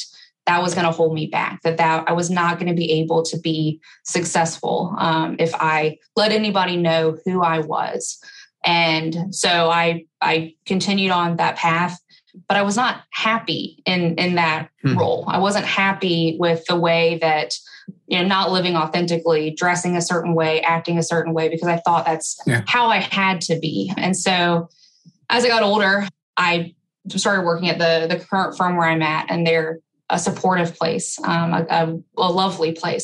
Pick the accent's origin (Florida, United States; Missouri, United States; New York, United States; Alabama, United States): Alabama, United States; I grew up in Alabama